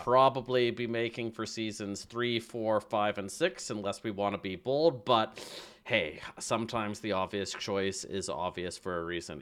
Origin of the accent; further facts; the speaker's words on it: Canada; as a Canadian